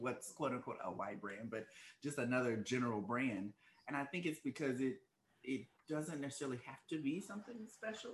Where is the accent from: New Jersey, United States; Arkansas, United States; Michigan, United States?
Arkansas, United States; accent: Arkansas; moved away as an adult; also born or lived in Washington DC area (DMV); now in Washington DC area, United States; I'm originally from Arkansas, born and raised